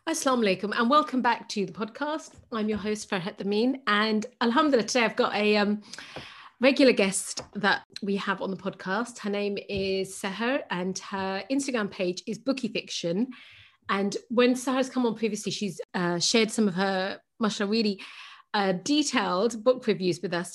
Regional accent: Pakistan; I'm Pakistani, so Pakistani culture

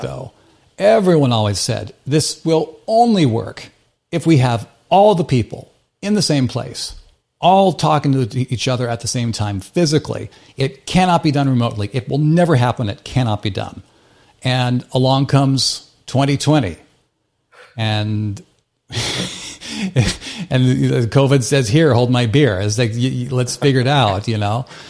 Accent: Midwest United States, United States; moved away; I grew up in the Midwest United States

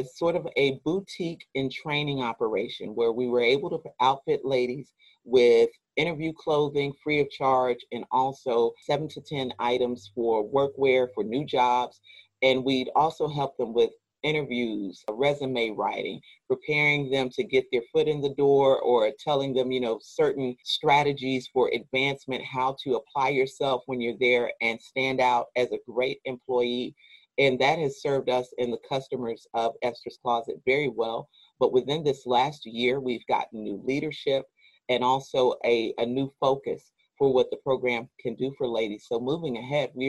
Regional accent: Waco, Texas, United States; I am a Waco native, so I was born and raised in Waco. I've never lived in another city

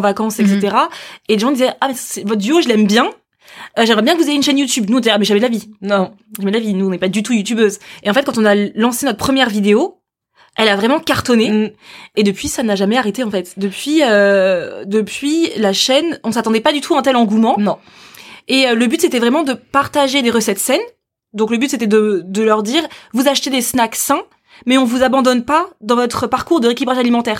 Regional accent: Paris, Île-de-France, France; moved away as an adult; also born or lived in Africa; now in Angers, France; je suis une vraie Parisienne

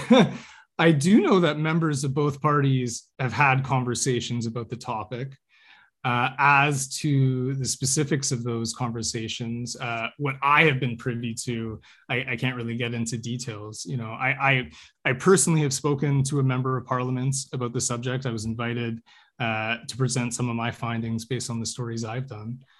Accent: Canada

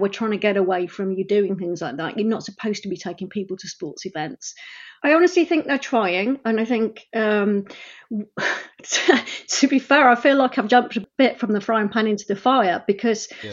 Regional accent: Sheffield, Yorkshire and the Humber, United Kingdom; moved away as an adult; now in Bristol, United Kingdom; I grew up in Sheffield

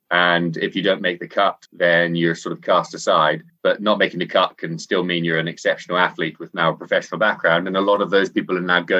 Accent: Scotland, United Kingdom; now in Hong Kong; I uh, live out here in Hong Kong, but I'm actually from Scotland. Despite my accent, I sound English. I spend most of my life saying, I'm not English.

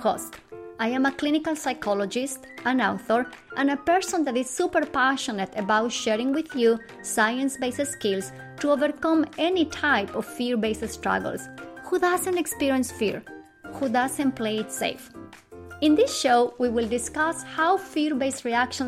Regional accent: Bolivia; moved away; I am originally from Bolivia, South America, and every single year I travel to Bolivia to spend time with my family

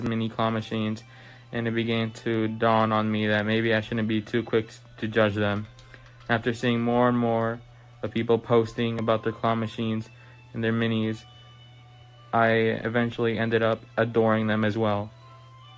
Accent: Illinois, United States; I am from Illinois, and I am 15 years old

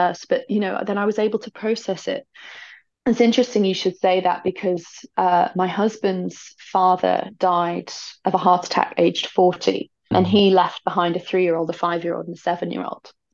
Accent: United Kingdom; I feel like as British people

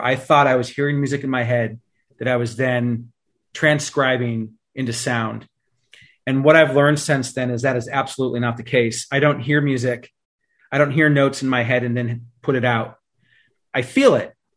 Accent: East Bay, California, United States; we grew up in the East Bay here in, in California

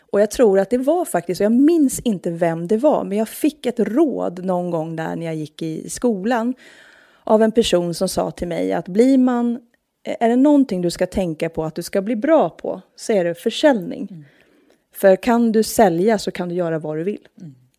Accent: Norrköping, Östergötland, Sweden; moved away as an adult; now in Stockholm, Sweden; Jag är från Norrköping

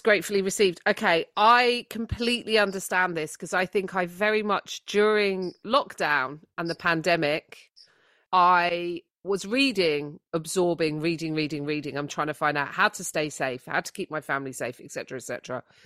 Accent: United Kingdom; as British people

